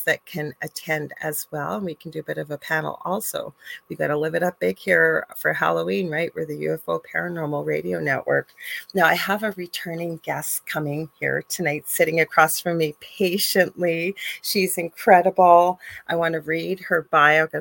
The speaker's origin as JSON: {"language": "English", "country": "Canada", "said": "I'm a Canadian clairvoyant"}